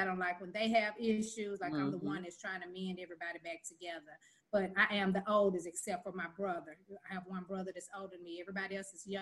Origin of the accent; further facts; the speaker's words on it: Memphis, Tennessee, United States; also born or lived in Raleigh, Memphis; now in Bartlett, United States; I'm from, born and raised in North Memphis, Chelsea and Lambert.